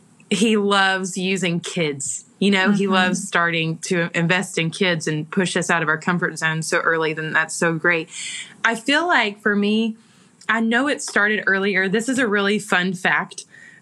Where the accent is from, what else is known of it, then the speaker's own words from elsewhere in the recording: the South, United States; accent: Southern; because my accent, my Southern accent, was ridiculously strong.